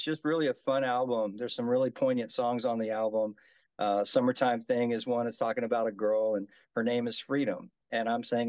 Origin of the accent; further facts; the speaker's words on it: Mobile, Alabama, United States; also born or lived in Japan / Mississippi / Tennessee / Florida; now in Las Vegas, United States; I'm a kid from I guess you could say I'm a kid from Mobile, Alabama. So I was born and bred. I was actually born in Japan, but my father being military grew up